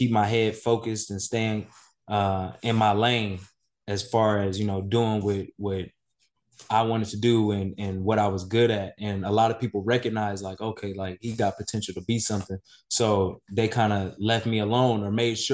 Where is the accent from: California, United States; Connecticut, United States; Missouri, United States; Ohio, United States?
California, United States; Inglewood; I grew up in Inglewood.